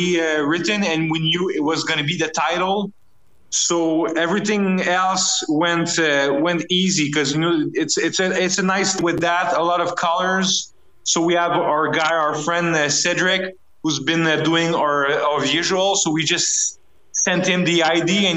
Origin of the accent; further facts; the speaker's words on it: Canada; as a Canadian band